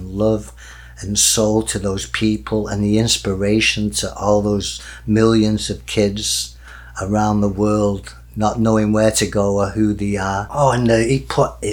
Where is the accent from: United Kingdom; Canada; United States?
United Kingdom; Manchester, North West England; I'm a commoner from Manchester, I'm middle class